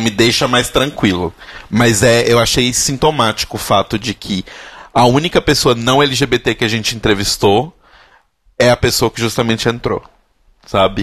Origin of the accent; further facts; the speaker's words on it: Minas Gerais, Brazil; enquanto mineiro